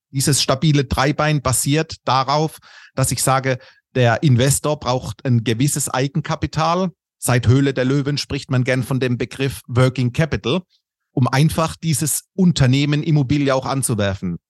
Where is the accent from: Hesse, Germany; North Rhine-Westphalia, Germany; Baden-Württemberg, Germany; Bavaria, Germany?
Baden-Württemberg, Germany; Karlsruhe-Mannheim-Heidelberg region; accent: Kurpfälzisch; moved away as an adult; now in Munich, Germany; bin aber gebürtig aus der Region Karlsruhe-Mannheim-Heidelberg. Das dürfte man vermutlich auch in meinem Slang hören. Das etwas kurpfälzische drückt dadurch